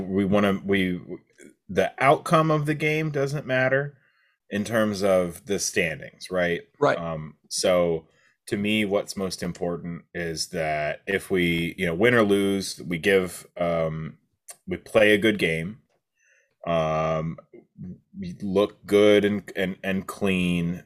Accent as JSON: {"language": "English", "region": "Kansas", "country": "United States", "moved": "yes", "said": "I'm from Kansas, literally in the smack in the middle of the United States"}